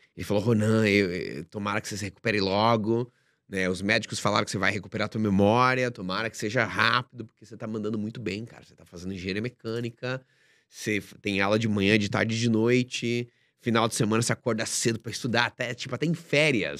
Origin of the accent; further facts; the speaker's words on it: Joinville, Santa Catarina, Brazil; moved away as an adult; Eu sou de Joinville, Santa Catarina, né, uma cidade industrial